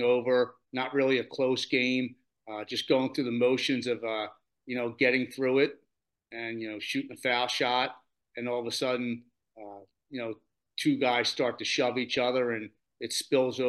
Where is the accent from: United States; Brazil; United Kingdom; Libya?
United States; Delaware County, Pennsylvania; I'm from Delaware County, Pennsylvania